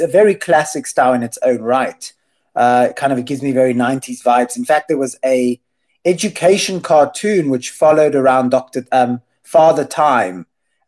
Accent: Cape Town, Western Cape, South Africa; accent: South African; now in Jerusalem, Israel; I'm from Cape Town

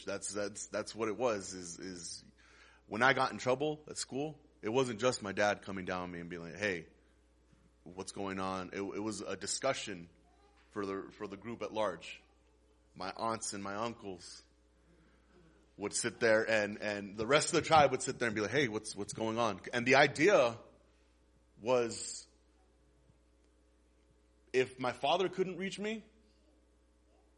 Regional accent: Las Cruces, New Mexico, United States; I was born and raised here in Las Cruces. I'm 33 years old. I've spent all my life here.

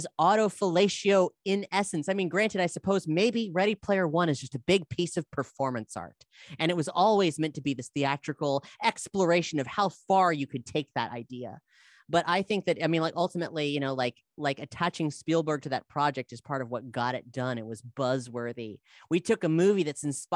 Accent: South Florida, United States; I'm from South Florida

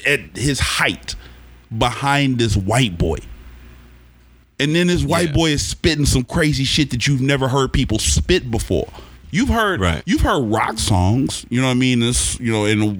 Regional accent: Oklahoma, United States; moved away as an adult; I'm from Oklahoma

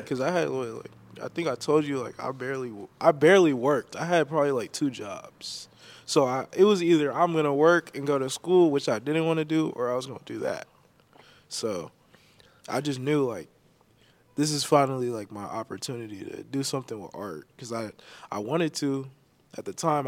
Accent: Elk Grove, California, United States; also born or lived in San Francisco Bay Area; I'm from Elk Grove, California. Born and raised

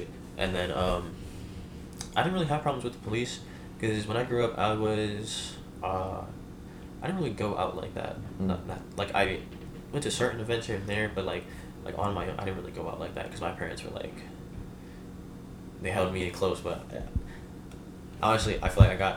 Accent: Cambridge, Massachusetts, United States; also born or lived in Haiti; I grew up in Cambridge, in the towers

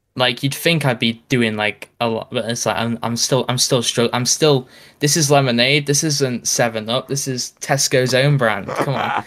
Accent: United Kingdom; I'm British

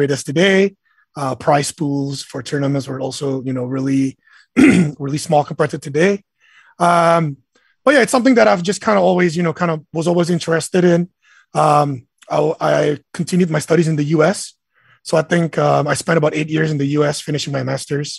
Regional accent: Indonesia; I'm Indonesian. I was born in Indonesia.

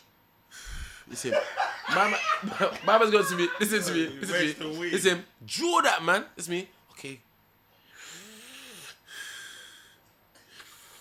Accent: London, United Kingdom; also born or lived in Nigeria; I'm from Tottenham.

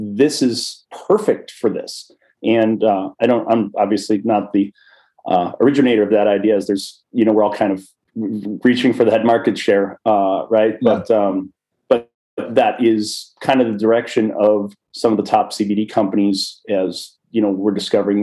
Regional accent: Wisconsin, United States; I grew up a small town in Wisconsin.

